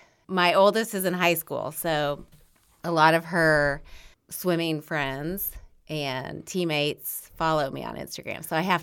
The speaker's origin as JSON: {"language": "English", "town": "Bloomington", "region": "Indiana", "country": "United States", "said": "I am from Bloomington."}